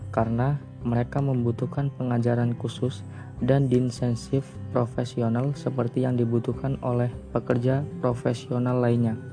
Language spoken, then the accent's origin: Indonesian; Way Kanan, Lampung, Indonesia; Saya berasal dari Provinsi Lampung, tepatnya di Kabupaten Waikanan.